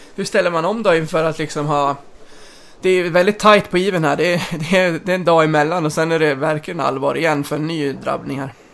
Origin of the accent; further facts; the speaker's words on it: Mora, Dalarna County, Sweden; jag är född och uppvuxen i Mora